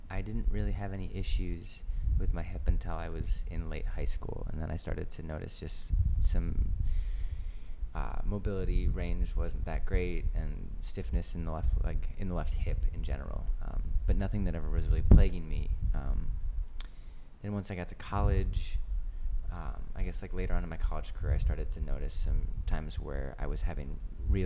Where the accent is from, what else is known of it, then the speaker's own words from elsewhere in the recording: Grand Rapids, Michigan, United States; moved away as an adult; now in New York, United States; I grew up in Michigan, Grand Rapids to be specific. I moved to New York almost 10 years ago